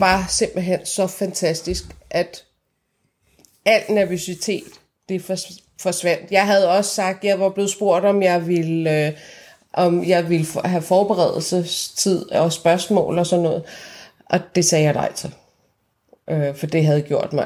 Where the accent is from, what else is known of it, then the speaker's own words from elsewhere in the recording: Iran; now in Denmark; jeg var fra Iran, og jeg talte farsi med ham